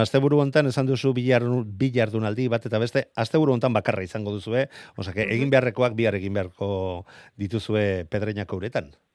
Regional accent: Errenteria, Basque Country, Spain; nire herriko izango da, e, ibaika mm. kantolatzen duen errenderiako e, bandera

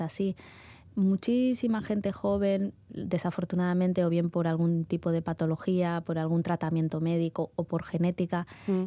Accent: Málaga, Andalusia, Spain; moved away as an adult; now in Bilbao, Spain; Yo originariamente de Málaga, ¿vale? Y y bueno, llevo aquí en Bilbao ya más de 12 años

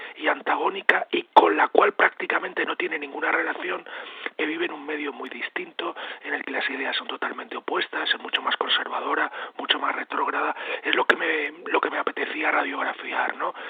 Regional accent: Spain; also born or lived in Pennsylvania, United States; yo cuando era niño, evidentemente en la España de los años 60

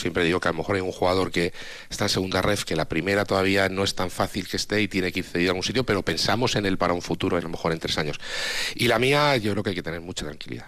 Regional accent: Altea, Valencian Community, Spain; moved away; gente de, mi pueblo

